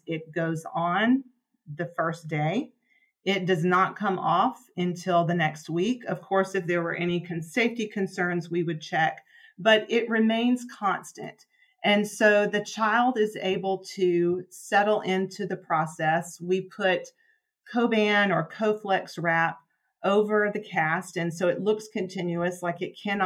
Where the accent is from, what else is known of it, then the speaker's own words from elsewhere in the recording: Birmingham, Alabama, United States; moved away; also born or lived in Virginia; I'm originally from Birmingham, Alabama